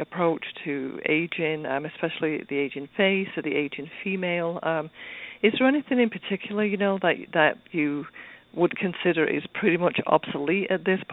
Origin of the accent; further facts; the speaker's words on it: United Kingdom; a fellow Brit